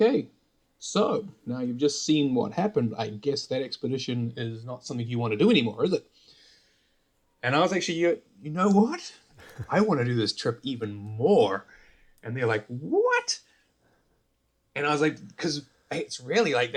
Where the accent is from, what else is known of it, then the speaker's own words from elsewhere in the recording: New Zealand; moved away; I grew up in New Zealand